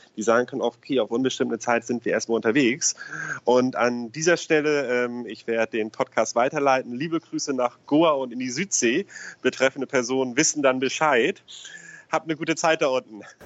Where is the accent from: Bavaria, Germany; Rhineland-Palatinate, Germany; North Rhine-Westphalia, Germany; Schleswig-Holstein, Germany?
Schleswig-Holstein, Germany; Eutin; also born or lived in Hamburg; ich ja gebürtig Eutiner bin. Und ich hoffe, mich verurteilt jetzt keiner, dass ich Schleswig-Holsteiner bin